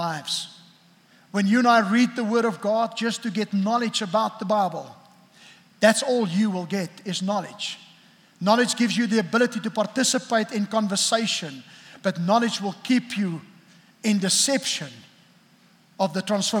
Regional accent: South Africa; I grew up in South Africa

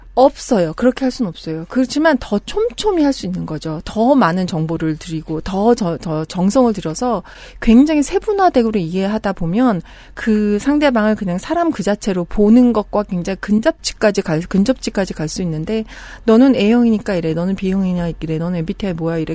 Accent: South Korea; moved away; also born or lived in abroad (unspecified) / Jeju; 저는 어린 시절을 한국에서 살다가 외국에 살다가 한국으로 들어온 지 좀 됐는데

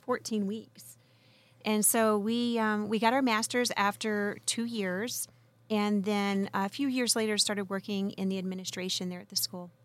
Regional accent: West Virginia, United States; moved away as an adult; now in California, United States; I'm originally from the hills of West Virginia.

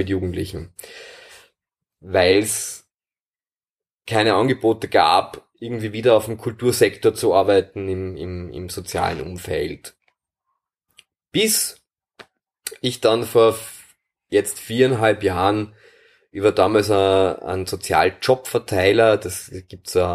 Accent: Wiener Neustadt, Lower Austria, Austria; ich komme aus Wiener Neustadt

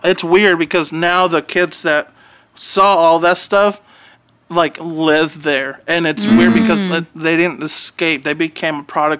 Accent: Garland, Texas, United States; I grew up in Garland.

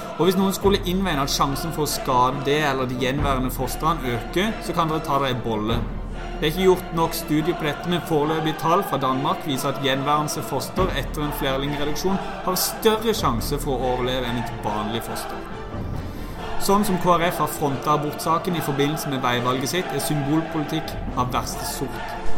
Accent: Norway

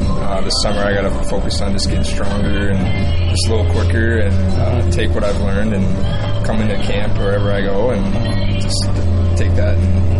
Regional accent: Minnesota, United States; Honestly, just growing up in Minnesota, it's always a college hockey place.

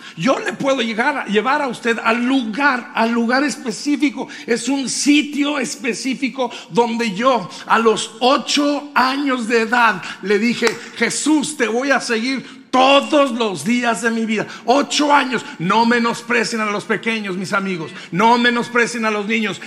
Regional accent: Colonia Hidalgo, Durango, Mexico; en un lugar que se llama Colonia Hidalgo Durango

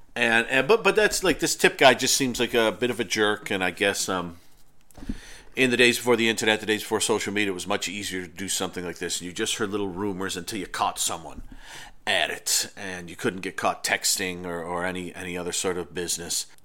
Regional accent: Irondequoit, New York, United States; I grew up outside of Rochester, New York, which is not a huge city, but is, is a city. Um, but I grew up in Arundecoyt

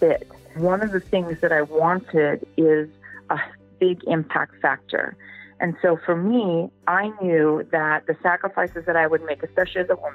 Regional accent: Pacific Northwest, United States; moved away; I'm growing up in the Pacific Northwest, certainly was raised as you can do anything

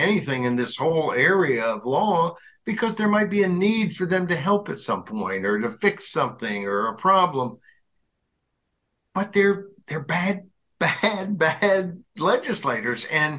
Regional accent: Arkansas, United States; my former home state, not former, I guess it's my home state when I was a kid, I guess that's former home, whatever.

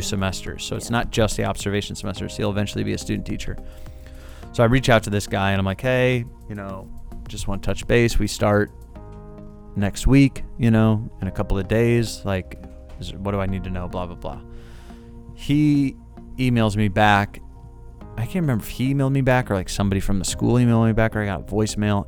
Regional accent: St. Louis, Missouri, United States; also born or lived in Florida; I'm from St. Louis. I went to Brentwood High School

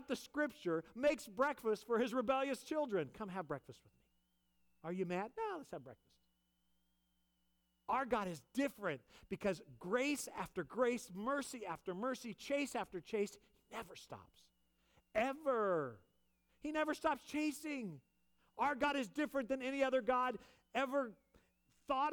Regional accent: California, United States; moved away; I grew up in California

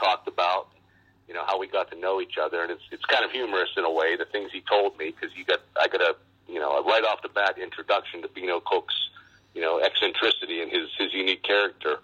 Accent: Export, Pennsylvania, United States; I grew up in western Pennsylvania, just outside of Pittsburgh, a small town called Export

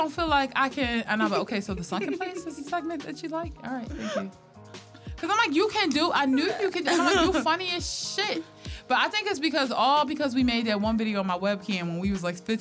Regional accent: Philadelphia, Pennsylvania, United States; I love Philly though

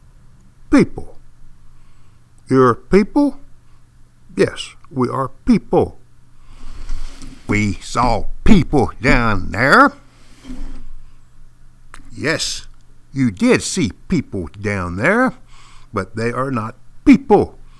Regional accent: East Texas, United States; accent: East Texan; I speak fluent East Texan and English as a second language

